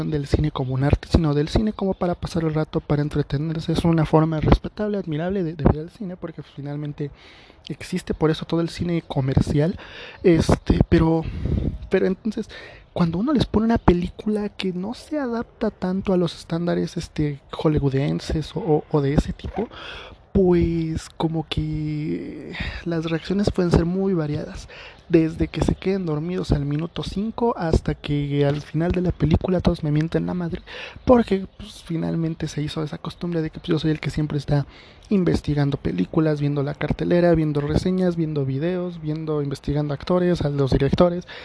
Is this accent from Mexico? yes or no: yes; State of Mexico, Mexico; por la zona en la que vivo o sea, soy del estado de México eh, y pues por lo general no hay tan los cines no son no se llenan tanto